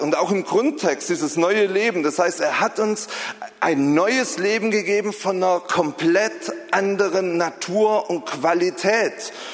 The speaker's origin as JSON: {"language": "German", "region": "Southern Germany", "country": "Germany", "moved": "yes", "said": "Ich komme ja aus Süddeutschland, das hört man vielleicht so ein bisschen"}